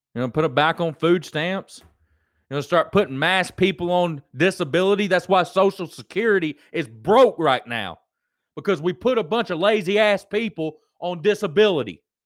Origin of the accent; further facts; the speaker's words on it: United States; I'm an American.